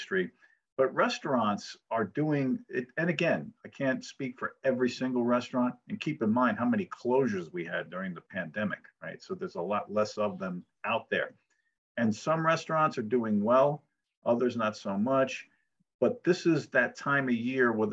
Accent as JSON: {"language": "English", "town": "New York City", "region": "New York", "country": "United States", "tie": "born or raised there", "also_born_or_lived": "Phoenix / Scottsdale / Thousand Oaks", "moved": "as an adult", "said": "I grew up in New York City"}